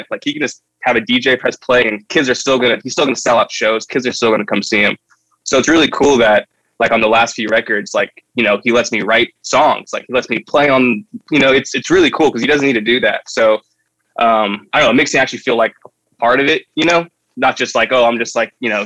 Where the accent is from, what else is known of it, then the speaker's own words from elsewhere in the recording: Santa Barbara, California, United States; I'm from Santa Barbara